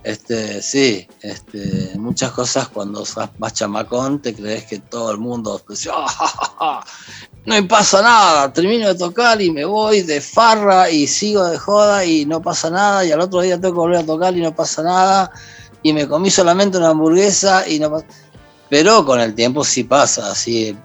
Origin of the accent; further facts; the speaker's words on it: Argentina; moved away as an adult; also born or lived in Mexico; volví a la Pachamama, volví a mi tierra, volví